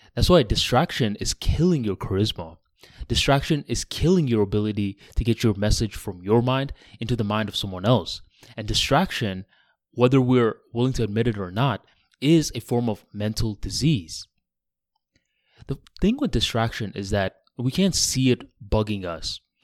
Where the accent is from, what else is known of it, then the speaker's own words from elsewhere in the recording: Bangladesh; now in United States; I ended up going to Bangladesh, my home country